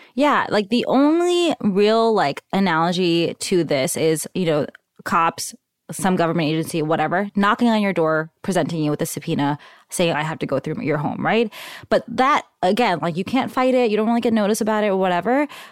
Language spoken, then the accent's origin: English; New York, United States; now in Bay Area, United States; I was born in Queens